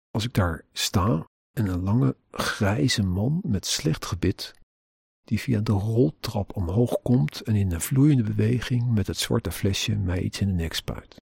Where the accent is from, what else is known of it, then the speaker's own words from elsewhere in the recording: Netherlands; als Nederlander